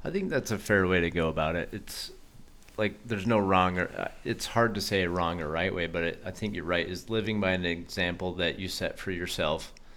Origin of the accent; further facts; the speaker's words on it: Colorado, United States; I grew up in Colorado